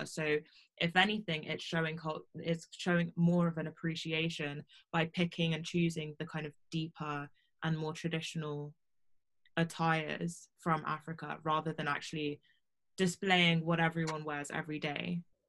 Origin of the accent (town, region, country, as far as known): United Kingdom; also born or lived in Nigeria / Guyana